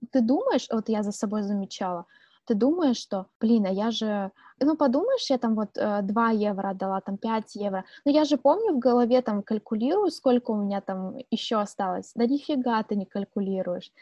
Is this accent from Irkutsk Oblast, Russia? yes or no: yes; Angarsk, Irkutsk Oblast, Russia; moved away; also born or lived in Kaliningrad; мы обе из Ангарска. Для тех, кто не знает, э, где это находится, это Иркутская область